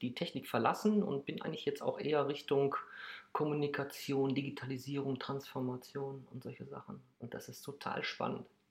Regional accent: Krefeld, North Rhine-Westphalia, Germany; geboren in Krefeld

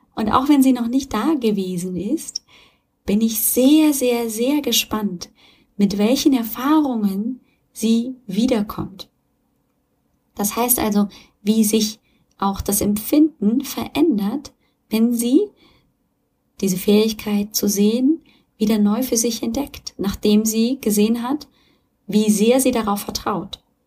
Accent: Germany; hier bei uns in Deutschland

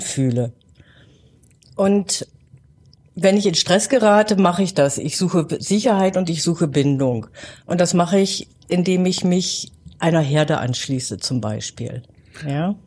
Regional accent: Northern Germany, Germany; now in Gärtringen, Germany; Ich bin ja Norddeutsche, ich bin mit schwarzem Tee groß geworden

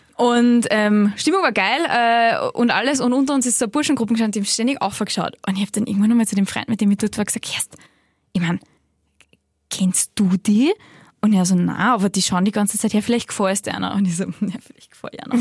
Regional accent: Salzburg, Austria; now in Vienna, Austria; ich komme aus Salzburg, ich wohne in Wien.

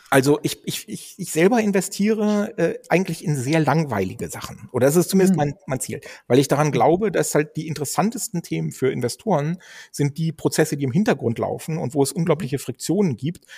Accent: Dannenberg, Lower Saxony, Germany; ich bin ja gebürtig aus Dannenberg äh, an der Elbe. Das ist da stand meine Wiege, da bin ich im Kreiskrankenhaus zur äh, Welt gekommen

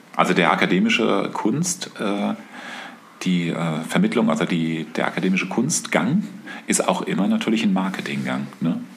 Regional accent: Aschaffenburg, Bavaria, Germany; Also ich weiß, dass ich als Jugendlicher in der Stadtbibliothek von Aschaffenburg war

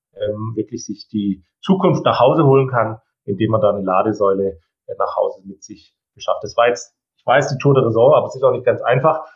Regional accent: Baden-Württemberg, Germany; ich komme aus Baden-Württemberg

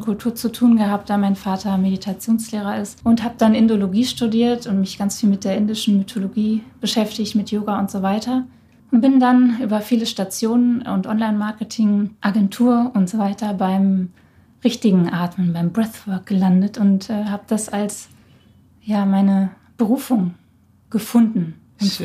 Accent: India; moved away; da ich in Indien geboren bin

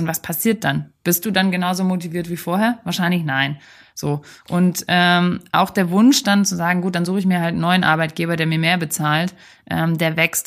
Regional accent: Germany; bei uns in Deutschland

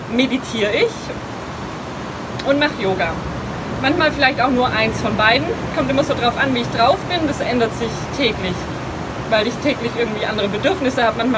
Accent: Lenningen, Baden-Württemberg, Germany; Also, ich komme aus der Nähe von Stuttgart, äh, bin in einem kleinen Dorf aufgewachsen namens Lenningen.

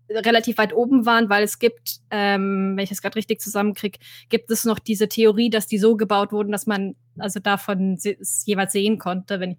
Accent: Bavaria, Germany; das heißt, ich habe zu einem guten Teil meiner Kindheit in Oberbayern ähm, oh. verbracht und einen anderen guten Teil in Oberfranken.

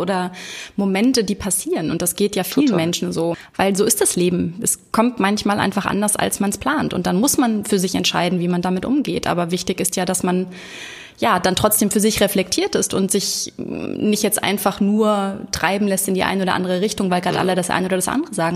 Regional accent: Hamburg, Germany; Janik wohnt in Hamburg, meiner Heimat

